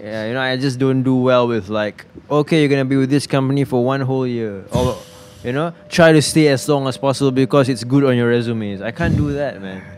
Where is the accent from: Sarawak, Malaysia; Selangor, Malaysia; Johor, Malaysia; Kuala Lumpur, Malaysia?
Selangor, Malaysia; Subang Jaya; I was born in the city, mm. Subang. I was born and raised there